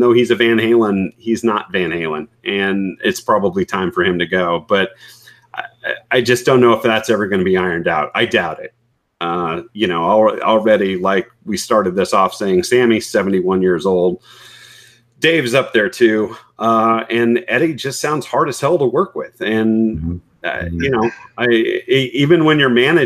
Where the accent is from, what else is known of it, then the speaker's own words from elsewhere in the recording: Bay Area, California, United States; growing up in the Bay Area.